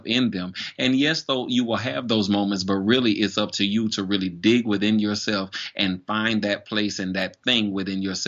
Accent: Florida, United States; moved away as an adult; now in Charleston, United States; I'm originally from Florida, and I moved to Charleston in September of 2012.

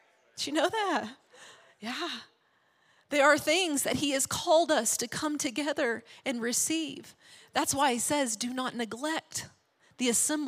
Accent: Arkansas, United States; we grew up in Arkansas, small town, small church

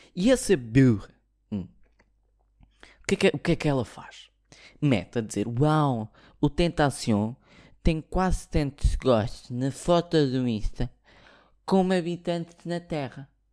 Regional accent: Portugal; sou português

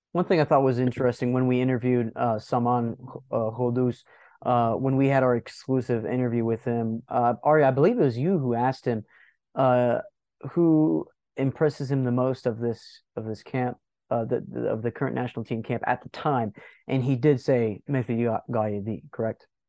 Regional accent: the South, United States; I myself, I'm from the South

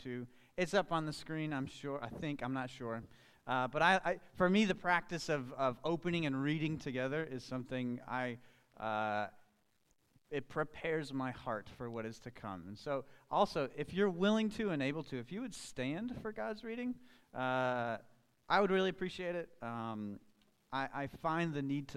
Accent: Colombia; I am from Colombia. Many of you know, I was actually born and raised in Colombia as well.

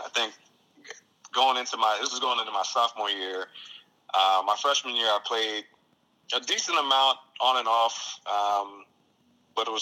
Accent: Hackensack, New Jersey, United States; born and raised in Hackensack, New Jersey

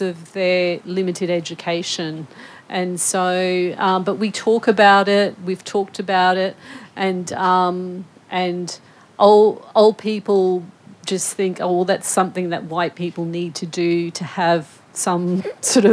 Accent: North Queensland, Australia; I grew up in North Queensland

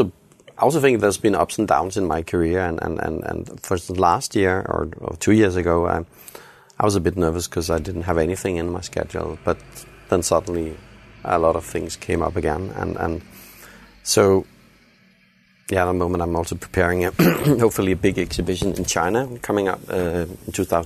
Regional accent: Herning, Central Denmark Region, Denmark; I have to tell you, I grew up in Herning, in the middle of Jutland.

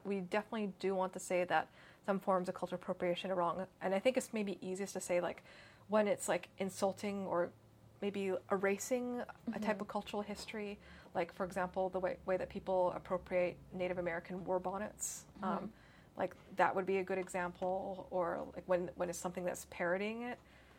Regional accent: Canada; also born or lived in North America; I was born in Canada. And of course, I don't really speak Cantonese mm-hmm. or Mandarin

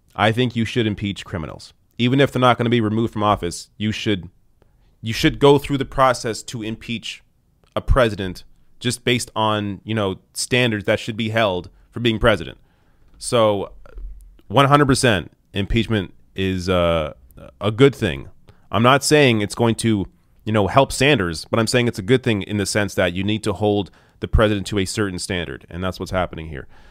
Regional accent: Canada; I'm Canadian

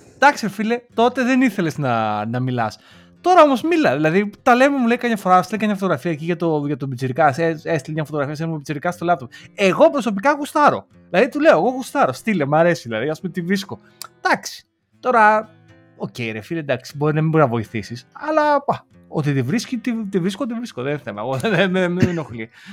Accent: Lamia, Central Greece, Greece; σαν λαμιώτη, γιατί είμαι από τη Λαμία

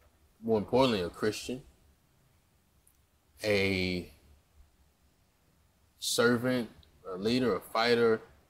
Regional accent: Jackson, Mississippi, United States; I'm from Jackson, Mississippi, a wonderful town, capital city

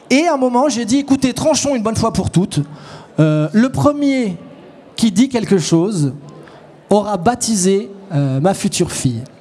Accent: France; Je suis français et je n'aime pas la Suisse.

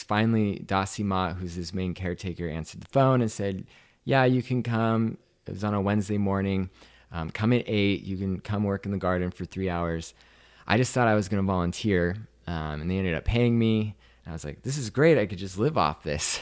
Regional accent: Washington, United States; moved away as an adult; also born or lived in Seattle, Washington / Maui, Hawaii; I grew up in Washington State

